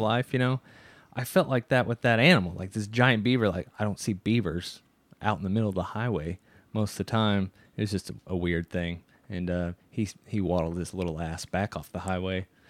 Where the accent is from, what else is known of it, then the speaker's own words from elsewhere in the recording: Midwest, United States; we're from the Midwest. So people from the United States, from the Midwest, we're used to seeing cows